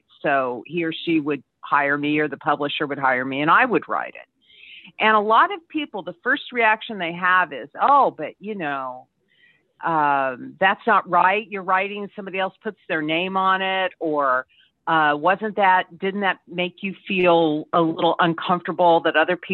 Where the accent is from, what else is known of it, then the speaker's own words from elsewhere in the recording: Indiana, United States; I'm originally from Indiana